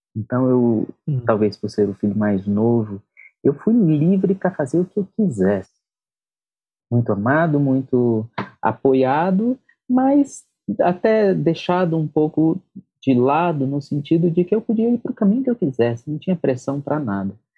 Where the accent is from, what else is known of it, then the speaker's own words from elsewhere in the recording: Brasília, Federal District, Brazil; Eu sou de Brasília, minha mãe falecida já natural de de Minas, meu pai é de Pernambuco